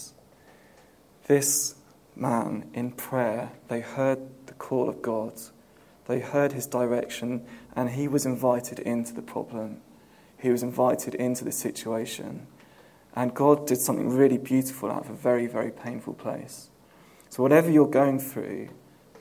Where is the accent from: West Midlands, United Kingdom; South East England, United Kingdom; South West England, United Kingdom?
South East England, United Kingdom; Southampton; now in London, United Kingdom; when I was growing up in Southampton